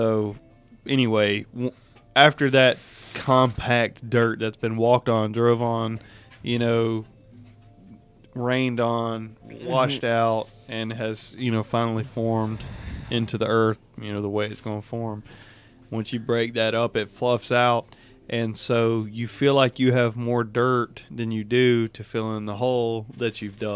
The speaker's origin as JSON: {"language": "English", "region": "the South", "country": "United States", "said": "we're from the South"}